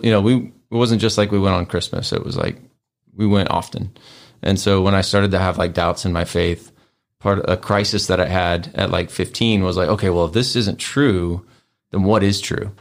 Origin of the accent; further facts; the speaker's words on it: Tulsa, Oklahoma, United States; moved away as an adult; now in Memphis, United States; I was born here, but I grew up in Oklahoma